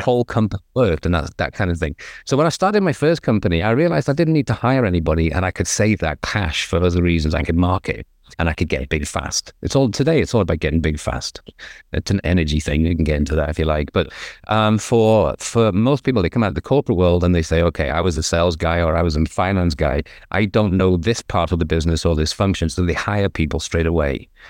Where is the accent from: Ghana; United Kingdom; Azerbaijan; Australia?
United Kingdom; England; now in Southern California, United States; I'm English, obviously, but I'm living in America, in Southern California